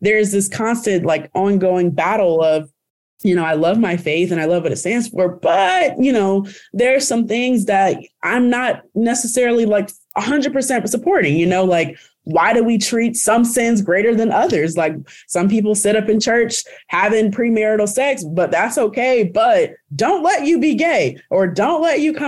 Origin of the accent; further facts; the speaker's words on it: DeKalb County, Georgia, United States; I'm from DeKalb County in a predominantly Black area